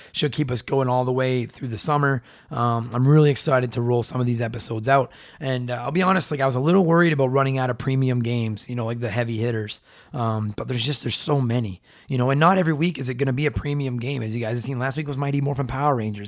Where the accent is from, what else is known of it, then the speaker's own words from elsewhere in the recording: Canada; I'm Canadian